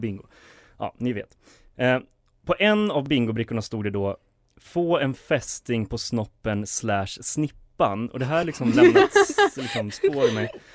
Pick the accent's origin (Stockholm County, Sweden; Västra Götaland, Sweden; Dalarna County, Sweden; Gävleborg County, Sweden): Dalarna County, Sweden; Borlänge; jag är från Borlänge